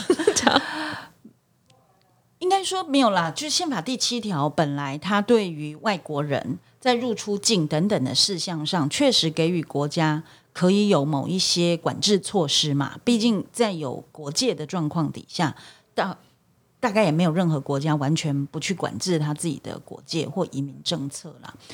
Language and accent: Chinese; Taiwan; 我们作为台湾人，我们当然希望大家都爱台湾嘛